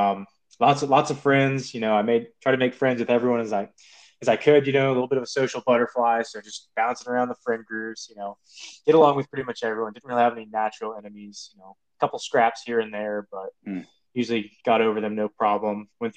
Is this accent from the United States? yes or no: yes; Midwest, United States; moved away as an adult; I grew up in the Midwest, not a large family